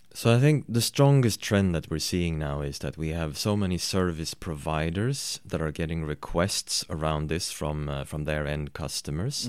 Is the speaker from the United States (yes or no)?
no; Sweden; I am from Sweden